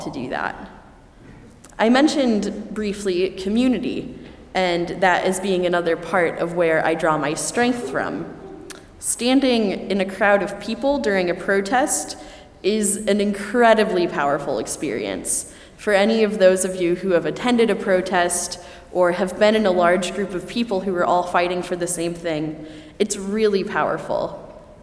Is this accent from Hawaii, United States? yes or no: no; Elkhart, Indiana, United States; my hometown of Elkhart, Indiana